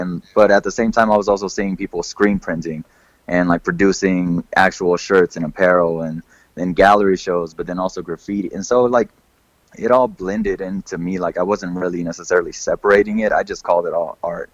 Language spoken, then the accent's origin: English; Kansas City, United States; moved away; I'm originally from Kansas City, um, so growing up there